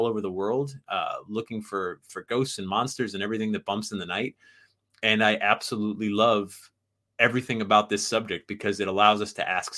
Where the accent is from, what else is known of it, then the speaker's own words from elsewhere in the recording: Sandy Hook, Connecticut, United States; I was the young whippersnapper growing up in Sandy Hook, Connecticut, and the town next to Sandy Hook is Monroe, Connecticut, which is where Ed and Lorraine Warren live.